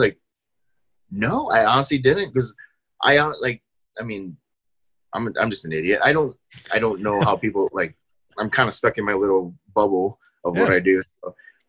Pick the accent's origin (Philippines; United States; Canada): Philippines; because I'm Filipino, we definitely love … because the new lead singer for … is Filipino.